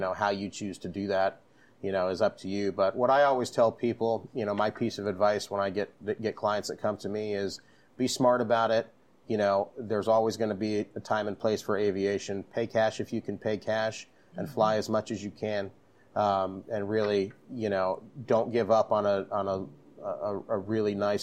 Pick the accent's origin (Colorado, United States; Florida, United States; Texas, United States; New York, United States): Florida, United States; Jupiter; now in Orlando, United States; I'm originally from Jupiter, Florida, which is right on the coast